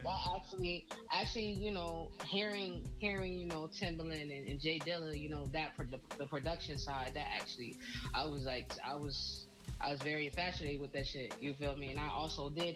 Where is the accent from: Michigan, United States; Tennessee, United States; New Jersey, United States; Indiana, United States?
New Jersey, United States; Trenton; also born or lived in California; I'm from Trenton, New Jersey.